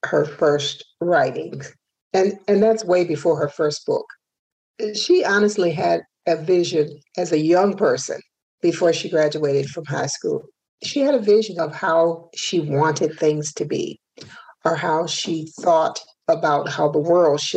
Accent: Hopkinsville, Kentucky, United States; moved away as an adult; also born or lived in Flint, Michigan; moved back to Hopkinsville, my hometown, in 2013

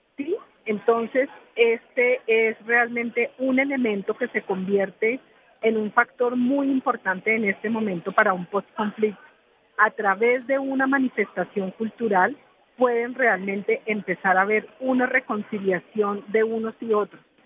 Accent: Colombia; lo que somos como colombianos

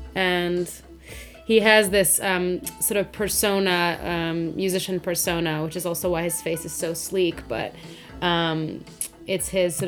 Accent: Hungary; English is a second language; now in London, United Kingdom; I'm from Hungary. Moved to London about 5 years ago. And even though my accent doesn't sound like any of those things, but I sort of got it from YouTube videos

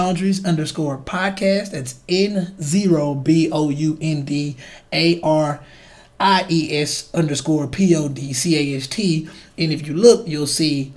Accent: Chicago, Illinois, United States; I'm from Chicago

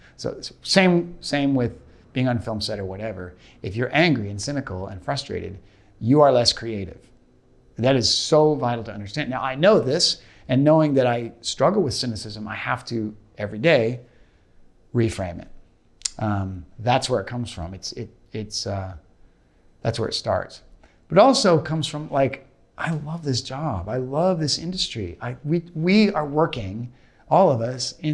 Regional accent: Portland, Oregon, United States; now in Los Angeles, United States; I'm from Portland, Oregon initially, and I've lived all over the country

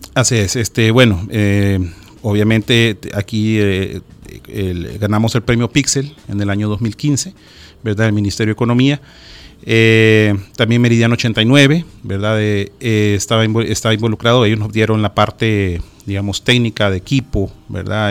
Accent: El Salvador; nuestras palabras, nuestro acento

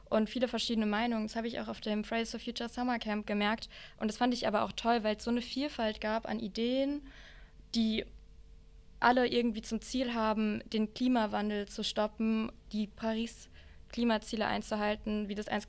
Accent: Rhineland-Palatinate, Germany; ich habe die und die Erfahrung gemacht in der Südpfalz, da wo ich herkomme.

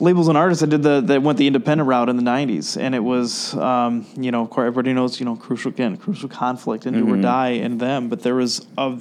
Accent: Rockford, Illinois, United States; now in Chicago, United States; I grew up in the Rockford area

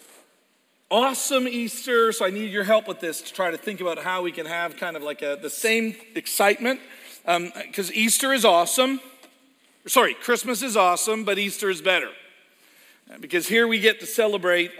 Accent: Edmonton, Alberta, Canada; moved away; Edmonton, Alberta. It's where I was born

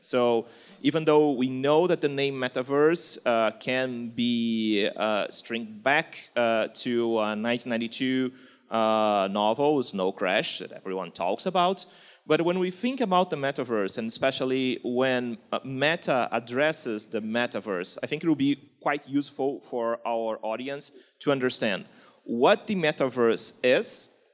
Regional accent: Rio de Janeiro, Brazil; accent: Carioca; English is a second language; my Carioca accent

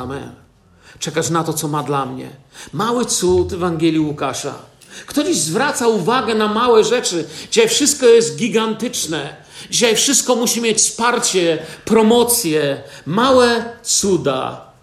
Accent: Poland; wychowałem się na osiedlu Wojska Polskiego

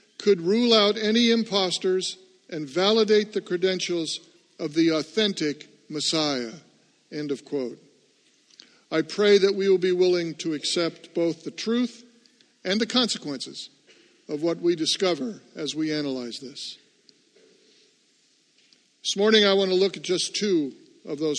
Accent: Seattle, Washington, United States; now in New England, United States; I grew up in Seattle

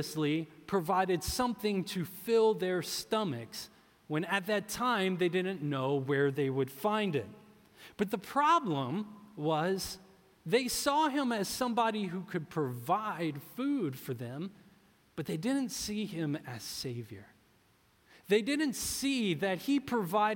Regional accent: New Orleans, Louisiana, United States; moved away; I'm from New Orleans, and we call that a catfish po' boy

